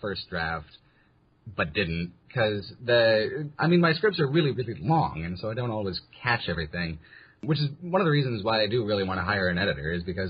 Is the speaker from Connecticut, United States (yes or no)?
no; outside of San Diego, California, United States; I grew up outside of San Diego in California.